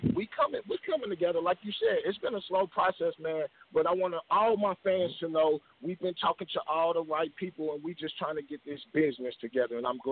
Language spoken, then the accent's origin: English; Missouri, United States; I was born and raised in Missouri.